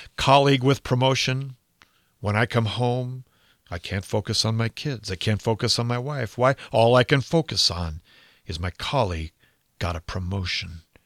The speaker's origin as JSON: {"language": "English", "country": "United States", "said": "I'm an American. I live in America"}